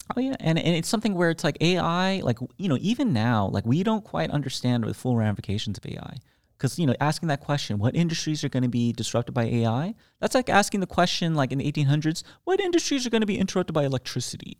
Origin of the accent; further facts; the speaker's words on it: United States; I'm an American